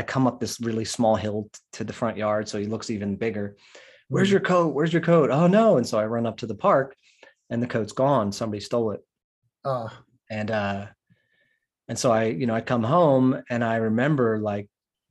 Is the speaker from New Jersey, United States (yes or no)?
no; Philadelphia, Pennsylvania, United States; I grew up outside of West Philadelphia